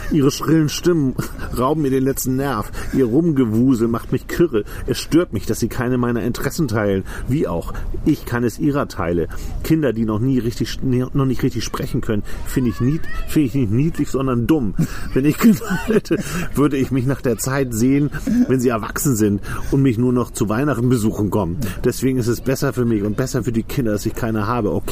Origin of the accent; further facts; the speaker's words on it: France; German is a second language; now in Germany; Ich bin, ja, ich bin Franzose.